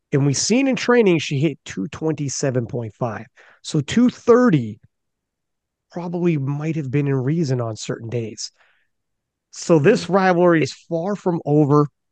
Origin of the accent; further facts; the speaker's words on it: Canada; I'm Canadian